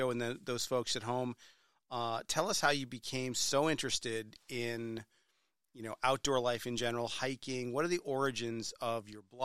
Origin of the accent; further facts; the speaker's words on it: New Hampshire, United States; I was born and bred in New Hampshire. It's a great state. I still live there